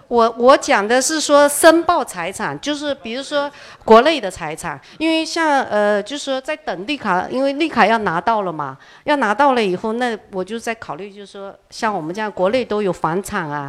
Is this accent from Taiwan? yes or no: no; Fujian, China; 我们福建人